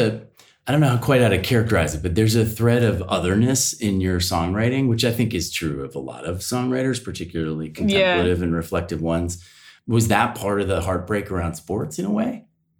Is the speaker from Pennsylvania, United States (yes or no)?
yes; near Villanova, Pennsylvania, United States; I was down on the other side of Villanova by Wayne, Paoli, Devon, Berlin.